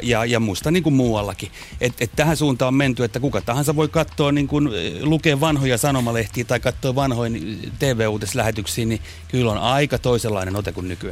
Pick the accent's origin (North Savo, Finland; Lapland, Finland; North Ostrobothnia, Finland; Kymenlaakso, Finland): Kymenlaakso, Finland; Kotka; mä oon Kotkasta kotoisin